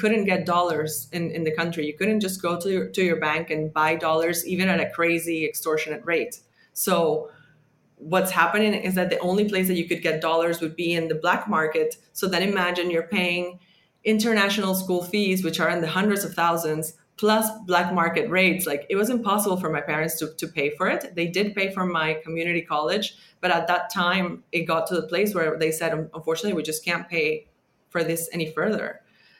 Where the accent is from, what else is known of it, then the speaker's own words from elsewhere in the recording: Venezuela; moved away as an adult; growing up in Venezuela